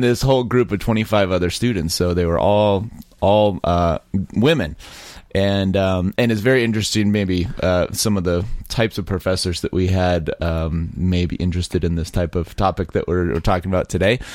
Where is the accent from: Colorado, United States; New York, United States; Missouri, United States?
Colorado, United States; Colorado Springs; I was raised in Colorado Springs